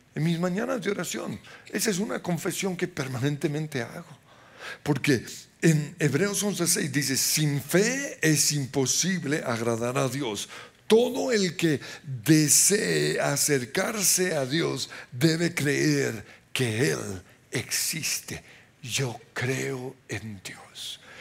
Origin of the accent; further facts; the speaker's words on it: Colombia; Somos chichas colombianos